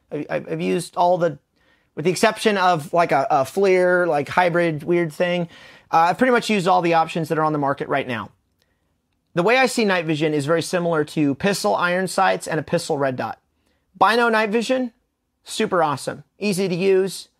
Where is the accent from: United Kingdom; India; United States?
United States; we're American